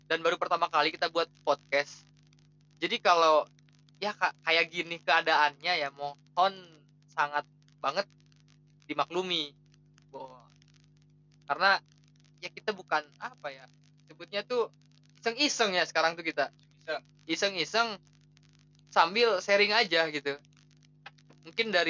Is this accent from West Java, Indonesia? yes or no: yes; Bogor, West Java, Indonesia; uh, sampai lupa gitu kan … asal Bogor.